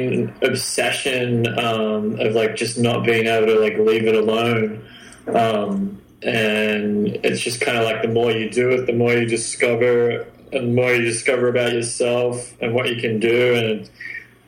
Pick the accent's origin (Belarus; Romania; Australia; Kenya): Australia; Sydney, New South Wales; moved away as an adult; now in San Diego, United States; I was born in Sydney. Down there in Oz. Pretty much lived there my whole life till I was like 26